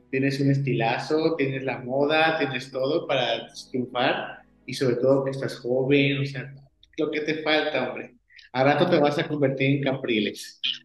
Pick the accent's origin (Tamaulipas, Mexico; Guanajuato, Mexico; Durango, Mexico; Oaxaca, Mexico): Guanajuato, Mexico; yo soy de Guanajuato, México.